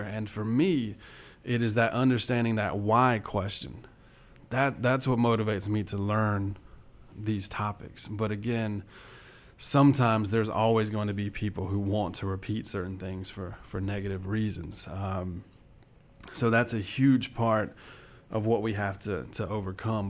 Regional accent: Southwest Georgia, United States; I grew up in Southwest Georgia, so this is, uh, home.

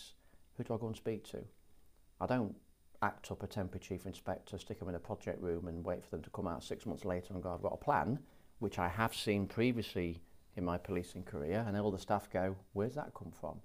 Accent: Grimsby, Yorkshire and the Humber, United Kingdom; I'm from the area. I'm born and bred in Grimsby.

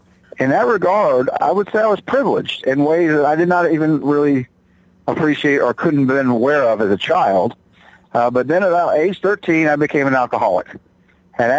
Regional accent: Charlotte, North Carolina, United States; moved away as an adult; now in Johnson City, United States; I hail from Charlotte, North Carolina

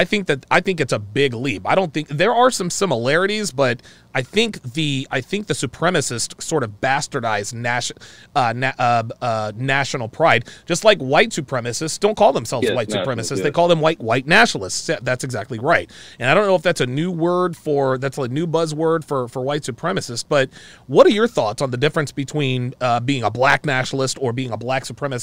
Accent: United States; Like, I am proud to be an American. I love my country.

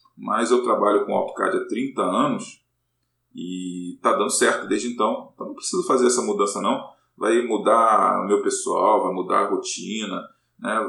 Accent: Rio de Janeiro, Brazil; sou carioca, então na UFRJ passei para é, a Universidade Federal do Rio de Janeiro para fazer física

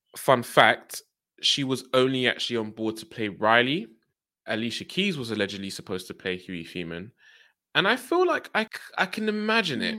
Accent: United Kingdom; growing up in the U K

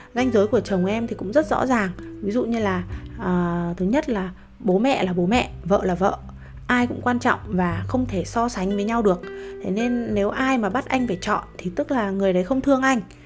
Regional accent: Vietnam; em cũng sinh ra và lớn lên ở Việt Nam

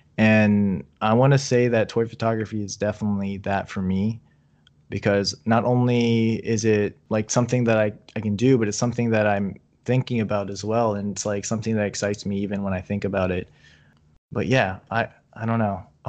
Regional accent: East Coast, United States; I'm from the East Coast, so I never had In-N-Out until like, I think it was like 2015.

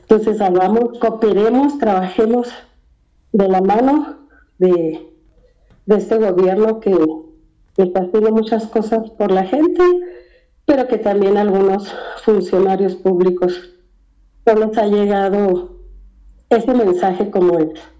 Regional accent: Mexico; now in United States; no nos ven ni como mexicanos de este lado, porque nos fuimos

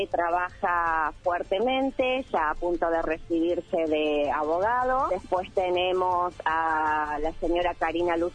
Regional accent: Santa Rosa, La Pampa, Argentina; yo soy del barrio de Villa nacida, crecida, vivo actualmente ahí

